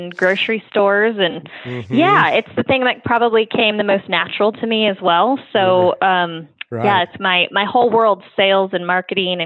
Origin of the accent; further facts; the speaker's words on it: Sonora, California, United States; I grew up in Sonora, California, which is about 4 hours north of San Luis Obispo, kind of by Yosemite National Park